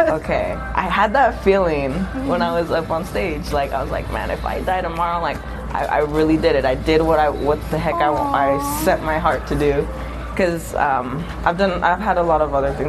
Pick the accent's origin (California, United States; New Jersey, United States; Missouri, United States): California, United States; San Diego; moved away; I'm actually originally from San Diego, California